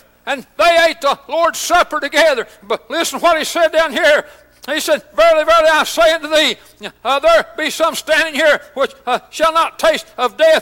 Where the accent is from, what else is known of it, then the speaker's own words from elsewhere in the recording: United States; I'm proud to be an American